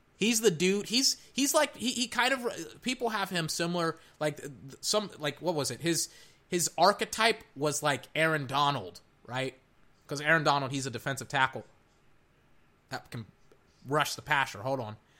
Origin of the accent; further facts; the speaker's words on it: Texas, United States; I'm from Texas